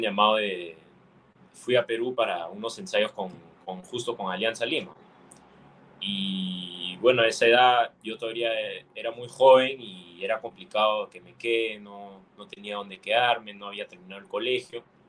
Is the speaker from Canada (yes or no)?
yes; Longueuil, Quebec, Canada; yo nací en Canadá, este, mis papás son peruanos los dos